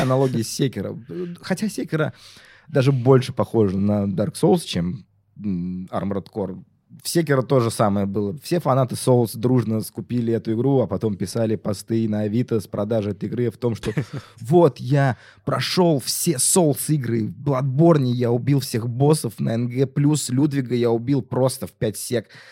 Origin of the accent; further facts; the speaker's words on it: Tatarstan, Russia; я же из Татарстана